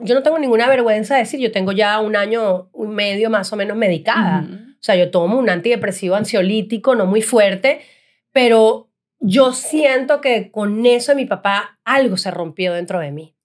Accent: Venezuela; moved away as an adult; now in United States; como venezolanos que somos

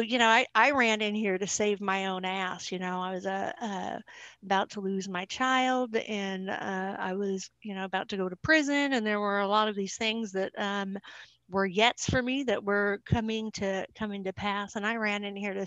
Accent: Salem, Oregon, United States; I'm from Salem, Oregon

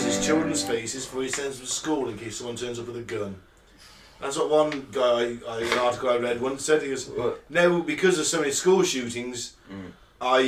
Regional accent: England, United Kingdom; we're three English guys, British guys

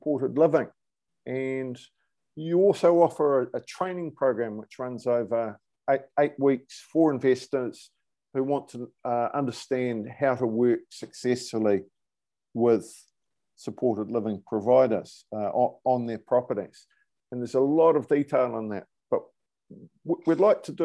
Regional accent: New Zealand; moved away as an adult; now in United Kingdom; I'm a New Zealander. I've been over this side of the world since 2007

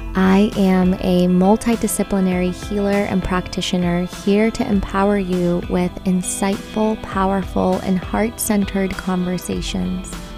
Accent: El Salvador; moved away; I grew up in El Salvador which is right next to Guatemala

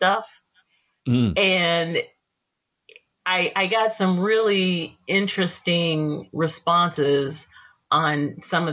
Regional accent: East Texas, United States; moved away as an adult; I grew up in East Texas.

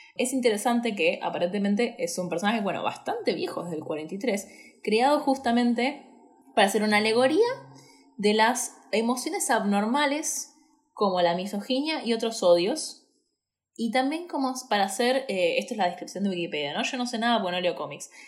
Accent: Buenos Aires, Argentina; soy una boluda de Buenos Aires.

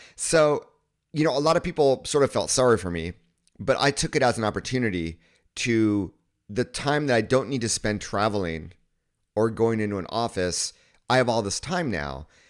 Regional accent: Southern California, United States; moved away as an adult; also born or lived in Kyoto, Japan; I grew up in an area in Southern California where most of my friends were Asian American

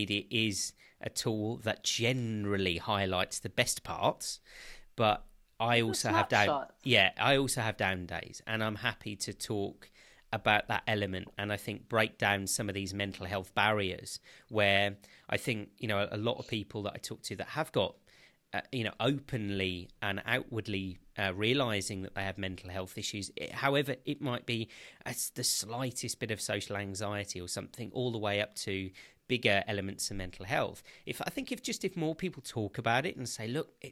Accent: United Kingdom; I'm a Brit, was born here

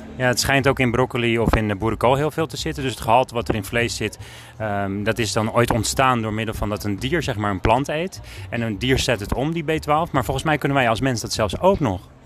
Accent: Alkmaar, North Holland, Netherlands; ik kom uit Alkmaar

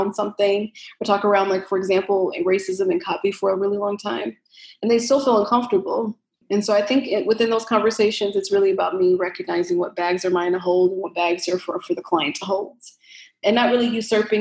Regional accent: Chicago, Illinois, United States; I grew up in Chicago, on the south side of Chicago in the Roseland neighborhood

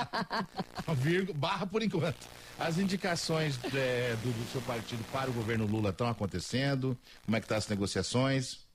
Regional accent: Mato Grosso do Sul, Brazil; eu sou daqui do Mato Grosso do Sul

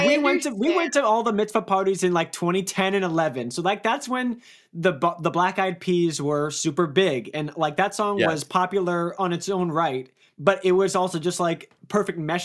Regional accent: Bay Area, California, United States; I'm from California. I'm from the Bay Area.

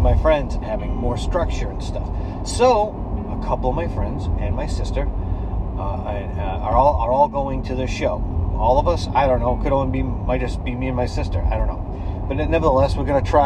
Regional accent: United States; I'm an American

